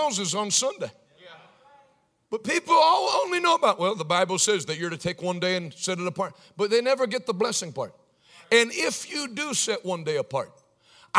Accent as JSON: {"language": "English", "country": "United States", "tie": "born or raised there", "said": "I was born in America"}